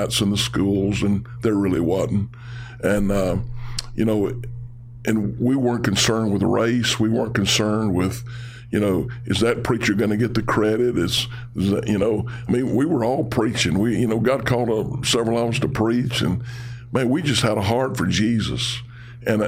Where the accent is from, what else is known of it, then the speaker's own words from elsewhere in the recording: Haughton, Louisiana, United States; in the Shreveport-Bossier area, I grew up in Houghton